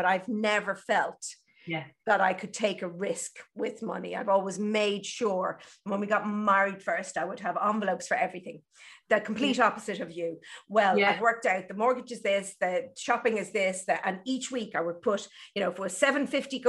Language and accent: English; Ireland; I'm Irish, and we're brought up on that guilt, that Catholicism